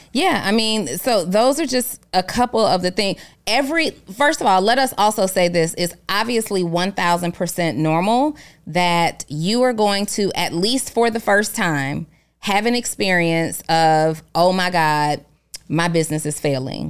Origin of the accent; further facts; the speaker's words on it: New Orleans, Louisiana, United States; my childhood growing up in New Orleans.